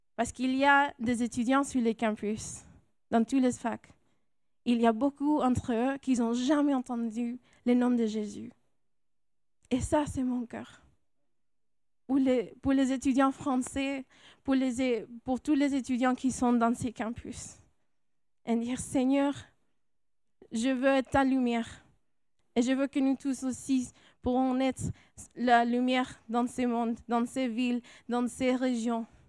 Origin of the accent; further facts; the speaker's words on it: California, United States; accent: American, Latino; French is a second language; moved away as an adult; also born or lived in Grenoble, France; now in France; moi, je suis née en Californie. Alors, c'est pour ça mon accent américain, latino